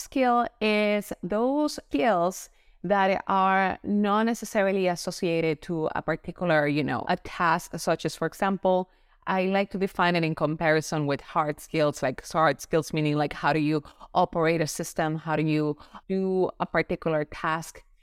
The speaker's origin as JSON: {"language": "English", "country": "Puerto Rico", "moved": "yes", "lives_now": "Florida, United States", "said": "I am originally from Puerto Rico. Now I live in sunny Florida"}